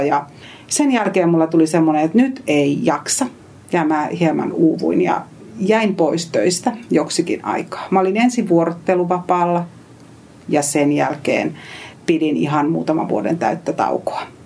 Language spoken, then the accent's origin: Finnish; Eastern Finland, Finland; moved away as an adult; also born or lived in Savonlinna; now in Helsinki metropolitan area, Finland; kotoisin Itä-Suomesta